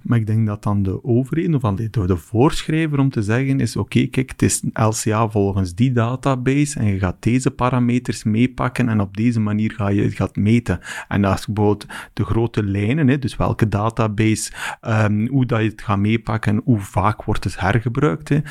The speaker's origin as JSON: {"language": "Dutch", "region": "West Flanders", "country": "Belgium", "said": "ik kom van West-Vlaanderen"}